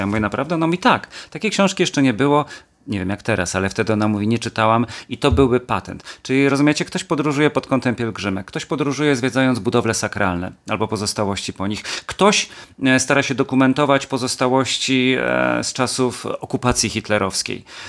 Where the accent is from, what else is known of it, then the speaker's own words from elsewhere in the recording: Świętokrzyskie Voivodeship, Poland; w moich rodzinnych stronach, świętokrzyskiem